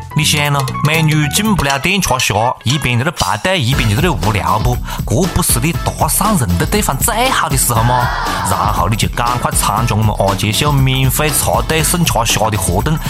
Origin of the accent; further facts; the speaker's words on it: Changsha, Hunan, China; accent: Changsha dialect; 由此也再次说明我们长沙话非常非常有味啊！